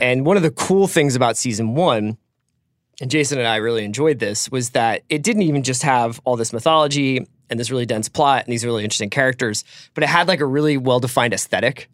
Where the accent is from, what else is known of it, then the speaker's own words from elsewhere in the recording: East Coast, United States; I come from the East Coast